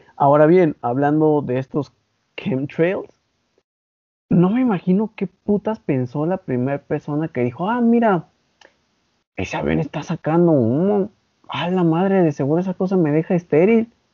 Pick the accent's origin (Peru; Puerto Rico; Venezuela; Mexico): Mexico